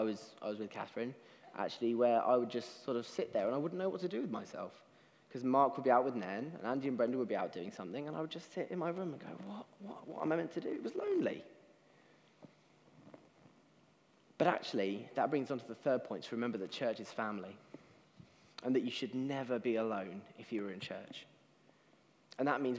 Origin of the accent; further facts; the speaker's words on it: United Kingdom; as British people